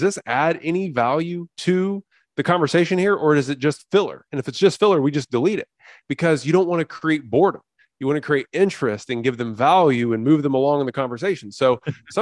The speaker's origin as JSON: {"language": "English", "region": "central Indiana", "country": "United States", "tie": "born or raised there", "said": "I grew up in Indiana, actually, you know, about 15 miles away from where Shawn grew up"}